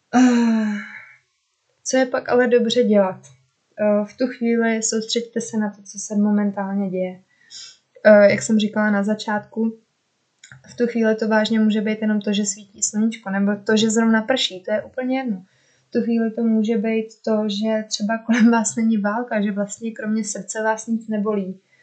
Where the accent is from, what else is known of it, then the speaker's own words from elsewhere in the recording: Czechia; moved away as an adult; also born or lived in Norway; proč jsem vlastně chtěla zpátky do Česka